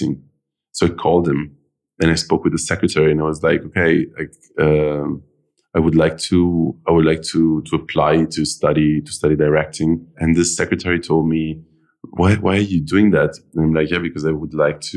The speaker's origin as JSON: {"language": "English", "town": "Milan", "region": "Lombardy", "country": "Italy", "tie": "born or raised there", "moved": "yes", "said": "I was born in Milan, but my family is from all over the place."}